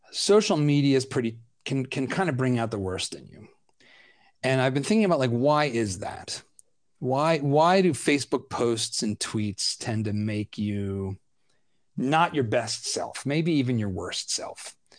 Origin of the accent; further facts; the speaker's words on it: Philadelphia, Pennsylvania, United States; I'm a Philadelphian